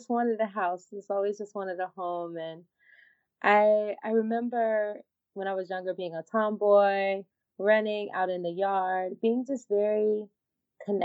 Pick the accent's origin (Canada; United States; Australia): United States; Humboldt, Tennessee; now in Los Angeles, United States; I'm from Humboldt, Tennessee. So very much a small town girl